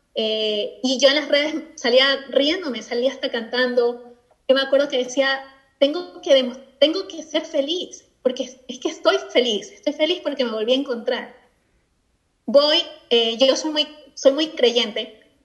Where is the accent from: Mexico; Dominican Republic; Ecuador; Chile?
Ecuador; also born or lived in Spain; now in Scotland; efectivamente soy de Ecuador, soy latina, eh, vivo en Escocia